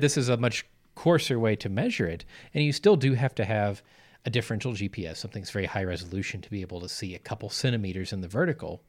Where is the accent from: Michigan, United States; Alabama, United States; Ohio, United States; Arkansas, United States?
Arkansas, United States; moved away; back where I grew up in Arkansas